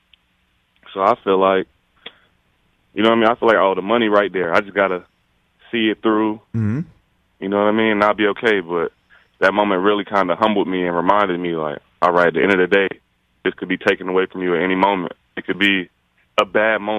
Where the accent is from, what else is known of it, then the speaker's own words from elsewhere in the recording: East Coast, United States; now in Las Vegas, United States; I'm from the East Coast